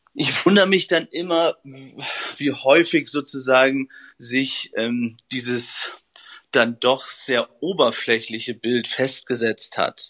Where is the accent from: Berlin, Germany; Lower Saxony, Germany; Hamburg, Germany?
Lower Saxony, Germany; Friesland; moved away; in meiner Heimat aus Friesland verbringen, bei meinen Eltern